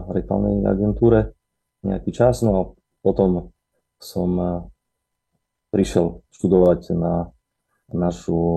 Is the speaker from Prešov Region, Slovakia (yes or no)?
yes; Bardejov, Prešov Region, Slovakia; also born or lived in Košice; pochádzam priamo z Bardiova. Môj otec je zo Stredného Slovenska, mama odtiaľ, z Bardiova. No a viac menej vyrastal som v Bardiove